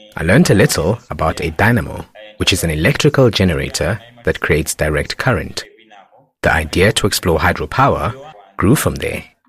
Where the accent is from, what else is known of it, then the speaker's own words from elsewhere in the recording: Mzimba, Northern Region, Malawi; I was born in Mzimba, in the north of Malawi